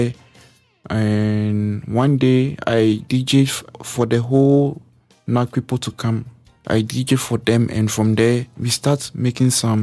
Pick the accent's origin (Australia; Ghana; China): Ghana; now in Calgary, Canada; how I grew up in Ghana, where I came from